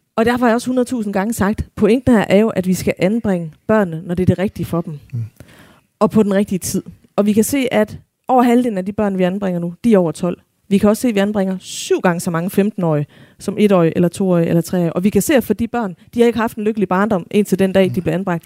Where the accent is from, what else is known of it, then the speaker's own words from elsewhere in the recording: Denmark; som danskere